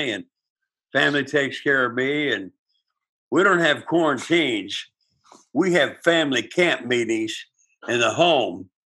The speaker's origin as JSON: {"language": "English", "country": "United States", "said": "I'm Native American. I got that blood, and I'm a Native American."}